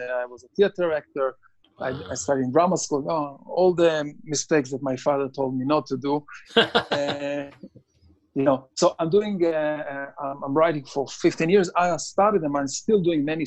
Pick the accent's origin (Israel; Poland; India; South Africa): Israel; moved away as an adult; also born or lived in Tel Aviv; now in United States; I'm born and raised in Israel.